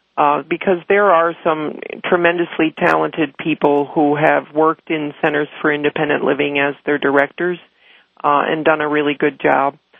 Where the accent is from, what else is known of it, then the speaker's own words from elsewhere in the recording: Chicago, Illinois, United States; my hometown of Chicago